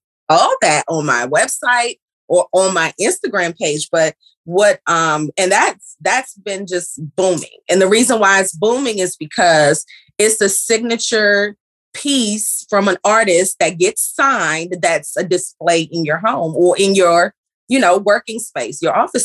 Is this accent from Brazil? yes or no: no; Kingston, Jamaica; now in Maryland, United States; I am born and raised in Kingston, Jamaica. I reside here in the DMV area